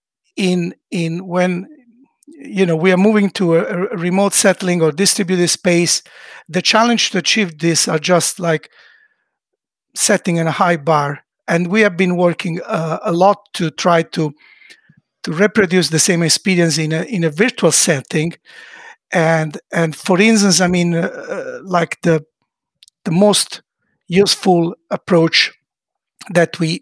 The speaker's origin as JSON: {"language": "English", "country": "Italy", "moved": "yes", "lives_now": "Sweden", "said": "an Italian living in Sweden"}